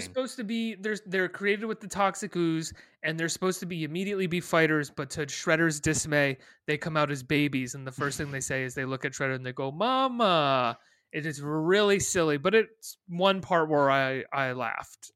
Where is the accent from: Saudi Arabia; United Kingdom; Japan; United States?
United States; Western Massachusetts; I grew up in Western Massachusetts, specifically next door to Northampton, Massachusetts